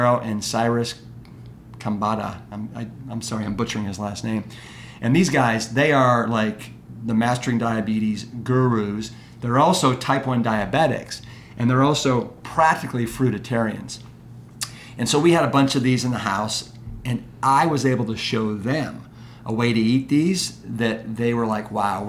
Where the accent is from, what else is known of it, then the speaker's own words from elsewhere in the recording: Cleveland, Ohio, United States; growing up in Cleveland, Ohio